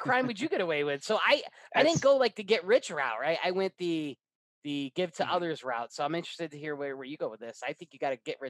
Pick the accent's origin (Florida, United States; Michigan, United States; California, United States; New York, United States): New York, United States; Clifton Park; my hometown, Clifton Park, New York.